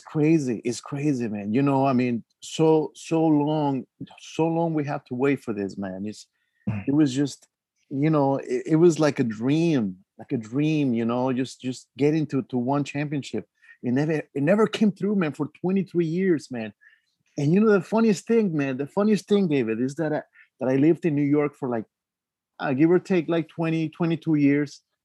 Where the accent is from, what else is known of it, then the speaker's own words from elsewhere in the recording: Mexico City, Mexico; moved away; I grew up in Mexico City